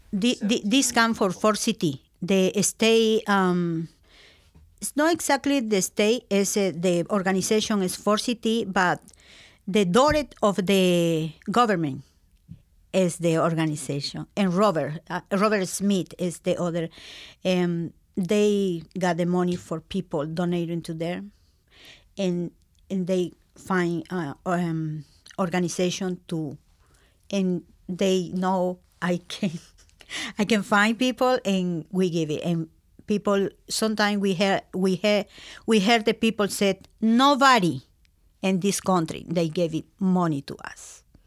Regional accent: Lima, Peru; English is a second language; moved away as an adult; also born or lived in Waterford, Connecticut, United States; now in Connecticut, United States; I'm coming from Peru, Lima.

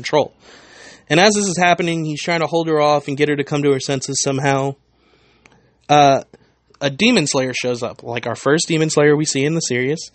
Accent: United States; I am very American

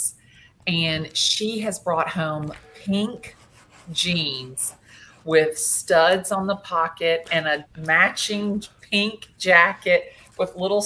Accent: Atlanta, Georgia, United States; I have lived in Atlanta since I was 2 years old. I went to school here in Atlanta, elementary school, high school

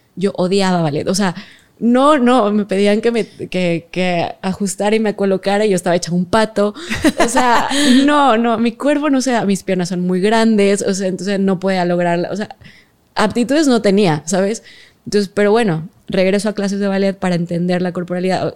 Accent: Mexico; yo soy de México

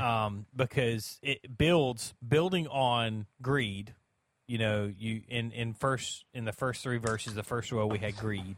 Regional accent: United States; as an American

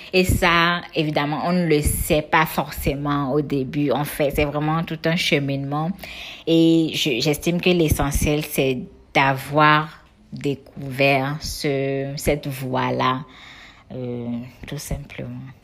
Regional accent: Cotonou, Littoral, Benin; j'ai grandi en ville, à Cotonou, euh, dans le quartier Godomain plus précisément, euh, avec mes soeurs et mes parents

